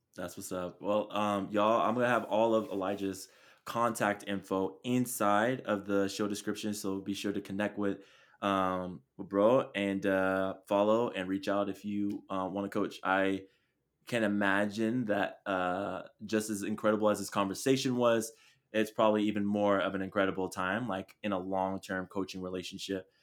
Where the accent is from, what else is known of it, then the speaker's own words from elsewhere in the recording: Chula Vista, California, United States; moved away; That's where I'm from. I'm from Chula Vista